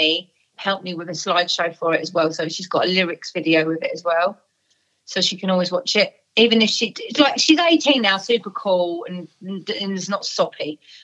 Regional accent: Essex, East of England, United Kingdom; I'm from Essex

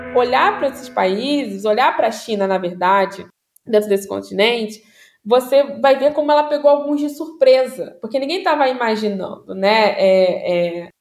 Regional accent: Duque de Caxias, Rio de Janeiro, Brazil; moved away as an adult; Eu nasci no Rio de Janeiro, na capital. O hospital também não vou lembrar o nome, já fechou. Uhum. Mas eu me considero caxiense. Tá, eu me considero da Baixada Fluminense, Duque de Caxias

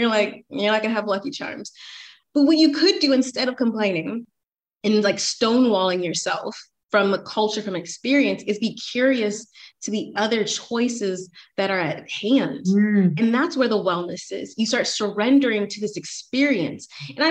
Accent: Atlanta, Georgia, United States; I'm from Atlanta. The societal timeline for Atlanta for women is like, you can still get married out of high school.

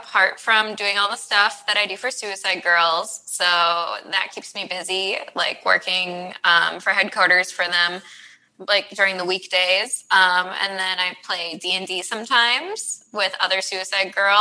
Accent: Midwest, United States; Midwest. Represent.

